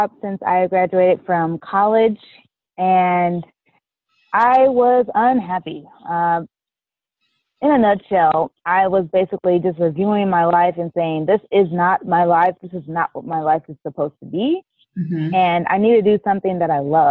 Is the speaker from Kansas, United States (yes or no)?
yes; Kansas City, Kansas, United States; now in Dallas, United States; I'm originally from Kansas City, Kansas, and I currently reside in Dallas, Texas